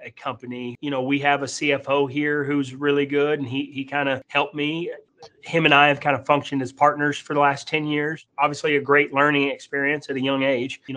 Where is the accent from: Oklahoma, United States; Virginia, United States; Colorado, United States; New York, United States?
Oklahoma, United States; Tulsa; moved away as an adult; also born or lived in Arkansas; I was born and raised in Tulsa, Oklahoma